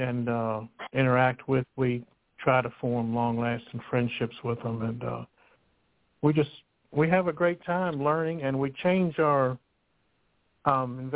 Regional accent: Lynchburg, Virginia, United States; growing up in Lynchburg

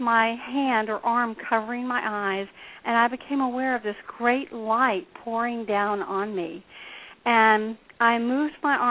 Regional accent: Deep South, United States; I was raised here in the Deep South

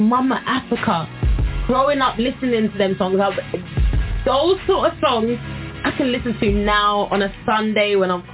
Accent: Birmingham, West Midlands, United Kingdom; my grandparents are Jamaican. I was born over here. I was born in Birmingham

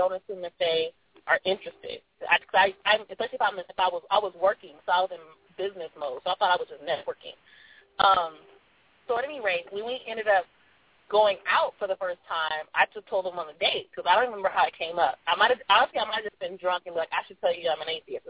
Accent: Los Angeles, California, United States; I'm from South Central

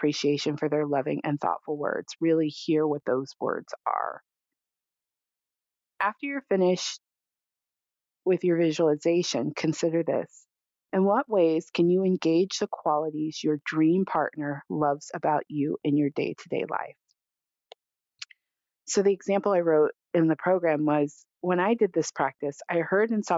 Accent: California, United States; I grew up in California

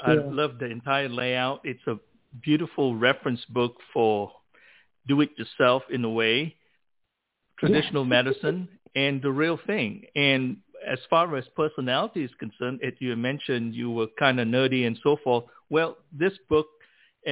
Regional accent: Malaysia; growing up in Malaysia

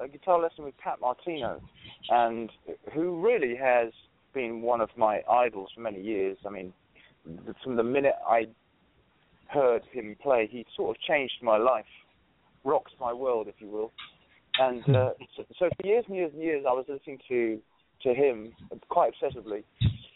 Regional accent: London, United Kingdom; moved away; as an English guy coming from London

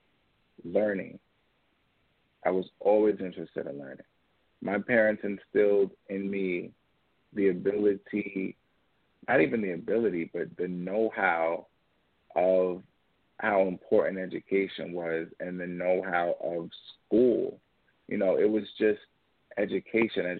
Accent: Yonkers, New York, United States; also born or lived in Orangeburg, South Carolina; I'm 25 years old, and I was born and raised in Yonkers, New York.

